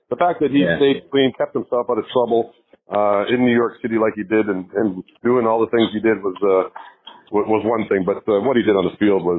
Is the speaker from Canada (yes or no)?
yes; Canada; I'm Canadian. I played in Canada for the Canadian team that was there.